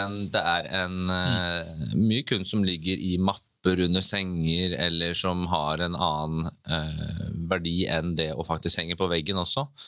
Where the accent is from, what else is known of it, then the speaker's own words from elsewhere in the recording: Bø, Vestfold og Telemark, Norway; jeg fra Bø, så da er det jo veldig nærliggende å jobbe i sommerland